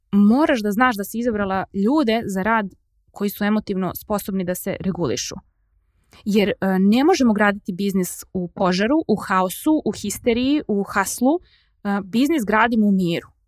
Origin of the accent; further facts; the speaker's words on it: Serbia; kod nas u Srbiji